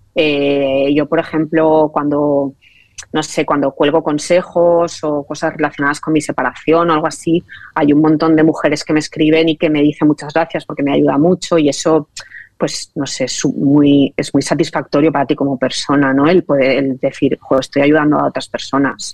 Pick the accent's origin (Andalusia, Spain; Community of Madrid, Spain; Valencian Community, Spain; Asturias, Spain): Valencian Community, Spain; Valencia; yo soy valenciana de toda la vida